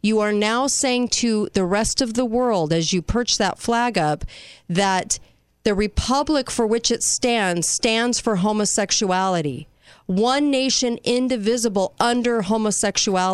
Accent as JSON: {"language": "English", "country": "United States", "said": "I'm American."}